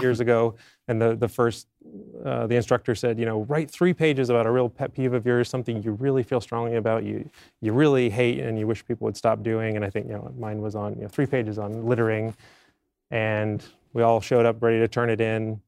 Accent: Maine, United States; moved away; I'm from Maine originally

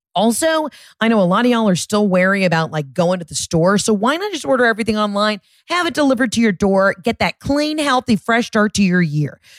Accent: Georgia, United States; I'm from Georgia

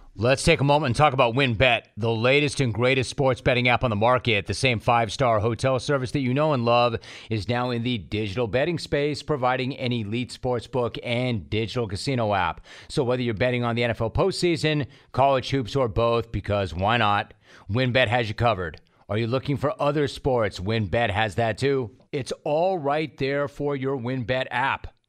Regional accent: Southern California, United States; I'm a California native. I'm from Southern California

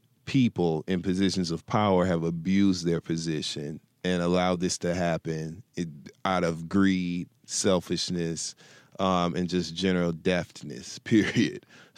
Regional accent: Flint, Michigan, United States; now in Los Angeles, United States; I'm actually from Flint, Michigan. That's where I was born and raised.

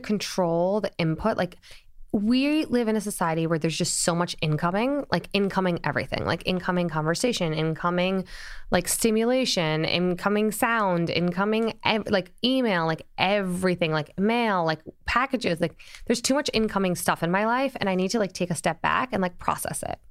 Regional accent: Springfield, Illinois, United States; now in New York, United States; born in Springfield, Illinois

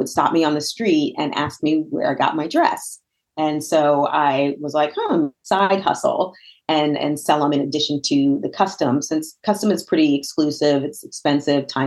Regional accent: Northern New Jersey, United States; moved away as an adult; also born or lived in Virginia; now in Pittsburgh, United States; I am not born and raised in Pittsburgh. I'm actually from Northern New Jersey

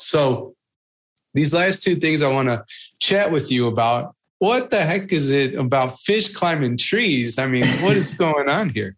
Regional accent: United States; being an American

